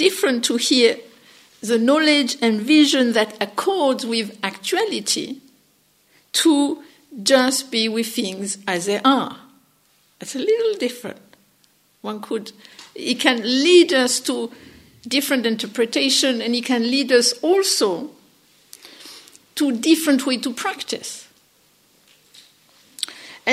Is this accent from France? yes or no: yes; France; accent: French; English is a second language; my funny French accent